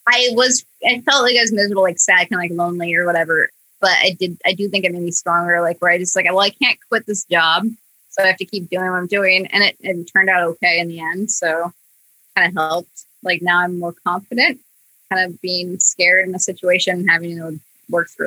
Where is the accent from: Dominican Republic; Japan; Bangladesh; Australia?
Australia; And I am Australian, so I think it's pretty sweet.